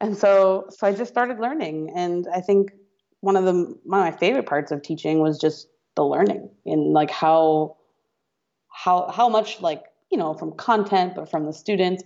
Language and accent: English; outside of Boston, Massachusetts, United States; moved away as an adult; also born or lived in Oakland; I'm from outside of Boston. I went to school in Boston